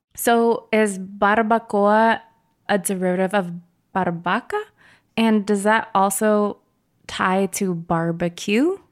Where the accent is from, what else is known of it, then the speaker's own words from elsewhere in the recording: Hawaii, United States; moved away; I'm originally from Hawaii, or Hawaii